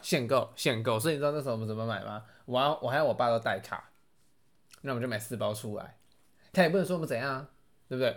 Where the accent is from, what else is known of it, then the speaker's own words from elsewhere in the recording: Taipei, Taiwan; 我身为台北人